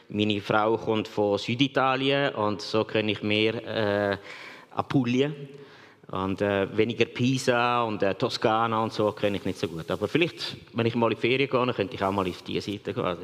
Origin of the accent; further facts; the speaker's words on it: Switzerland; Weil manchmal sind wir äh, Schweizer